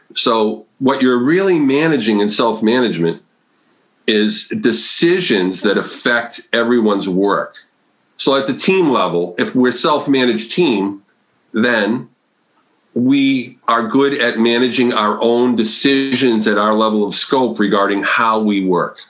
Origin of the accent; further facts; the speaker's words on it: Massachusetts, United States; now in Connecticut, United States; I'm from New England. I, I was raised in Massachusetts. I live in Connecticut now